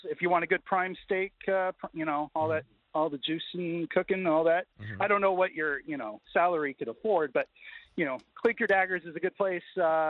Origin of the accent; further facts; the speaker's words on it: Spokane, Washington, United States; now in Boston, United States; So first and foremost, I'm originally from Spokane.